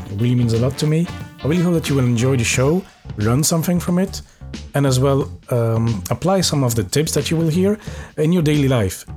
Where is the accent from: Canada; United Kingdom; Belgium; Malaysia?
Belgium; also born or lived in Norway / Paris, France; now in Luxembourg; I'm from Belgium